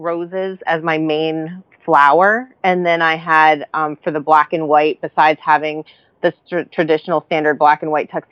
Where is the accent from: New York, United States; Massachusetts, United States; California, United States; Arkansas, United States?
New York, United States; moved away; I'm a New Yorker